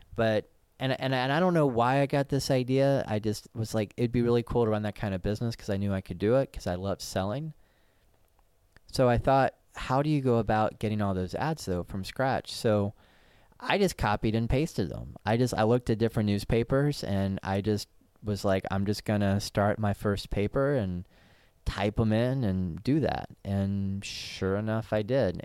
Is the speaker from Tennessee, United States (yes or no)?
yes; Knoxville, Tennessee, United States; moved away as an adult; also born or lived in San Francisco; Knoxville, Tennessee, my hometown